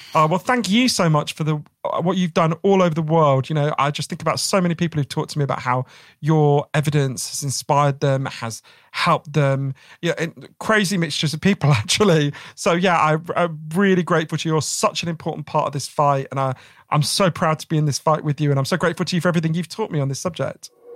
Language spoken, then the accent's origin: English; United Kingdom; us as British people